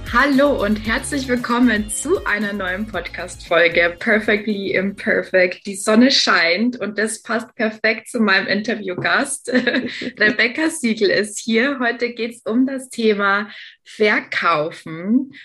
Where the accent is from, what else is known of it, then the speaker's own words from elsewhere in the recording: Lower Bavaria, Germany; Als äh, gebürtige Niederbayerin habe ich den Dialekt verstanden